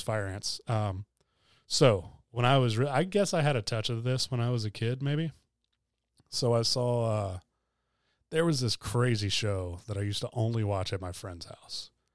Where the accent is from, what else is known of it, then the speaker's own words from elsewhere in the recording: Hilton Head, South Carolina, United States; moved away as an adult; I was also born in Hilton Head